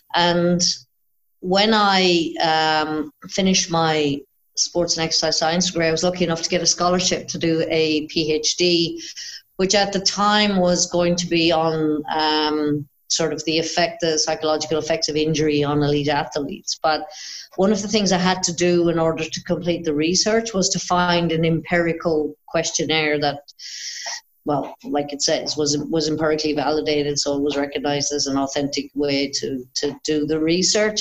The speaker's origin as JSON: {"language": "English", "country": "Ireland", "moved": "as an adult", "lives_now": "Australia", "said": "when I moved to Australia, actually, because obviously I'm Irish, but when I moved to Australia"}